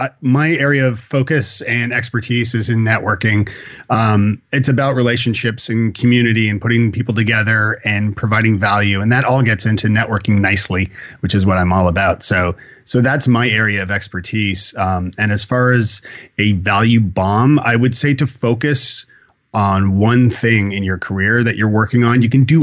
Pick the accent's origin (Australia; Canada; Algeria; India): Canada; Toronto, Ontario; moved away as an adult; also born or lived in Ireland; now in Nashville, United States; I am born and bred in Toronto, Canada. I moved to Ireland to find myself and my Irish roots and all that good stuff, being a …, and met my wife there.